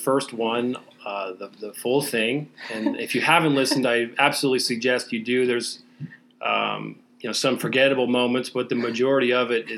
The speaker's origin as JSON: {"language": "English", "town": "Eugene", "region": "Oregon", "country": "United States", "moved": "yes", "said": "I'm originally from Eugene, Oregon"}